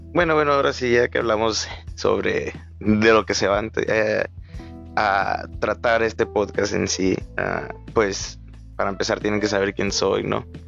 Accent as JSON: {"language": "Spanish", "town": "Agua Prieta", "region": "Sonora", "country": "Mexico", "moved": "as an adult", "lives_now": "Hermosillo, Mexico", "said": "soy de Agua Prieta, Sonora"}